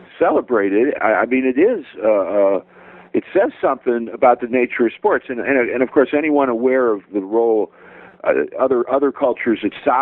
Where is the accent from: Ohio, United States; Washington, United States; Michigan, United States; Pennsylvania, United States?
Ohio, United States; Cleveland; that's my hometown. That's a sacred place